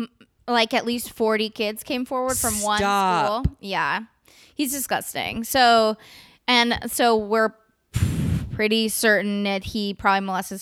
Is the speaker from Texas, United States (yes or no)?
no; California, United States; many of my best friends were black because I grew up in the East Bay.